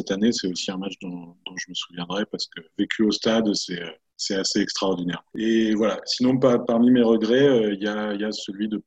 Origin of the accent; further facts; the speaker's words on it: Paris, Île-de-France, France; quand on vient de Paris, même si le PSG a pris une, dimension euh, considérable ces dernières années